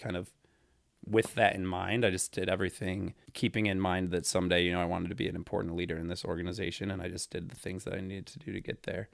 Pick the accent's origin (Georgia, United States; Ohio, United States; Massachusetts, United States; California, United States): Ohio, United States; Toledo; I'm from Toledo, Ohio